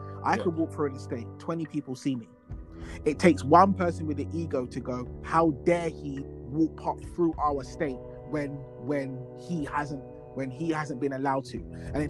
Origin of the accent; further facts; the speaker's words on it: London, United Kingdom; I'm from South London, and I've moved to East.